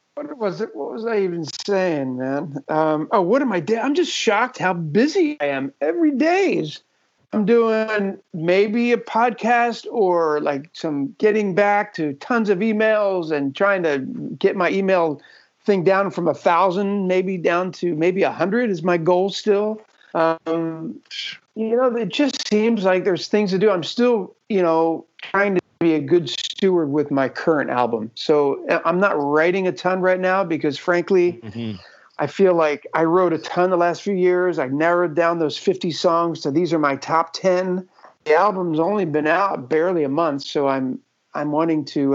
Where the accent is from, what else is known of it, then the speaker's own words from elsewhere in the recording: Philadelphia, Pennsylvania, United States; also born or lived in Texas / New Jersey; now in New York City, United States; We're originally from the Philadelphia area kind of Philly, Jersey